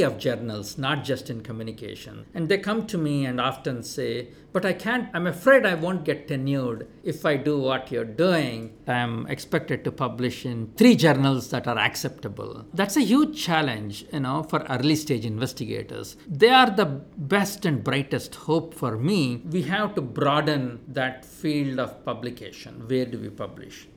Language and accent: English; India; moved away as an adult; also born or lived in Minnesota; Growing up in India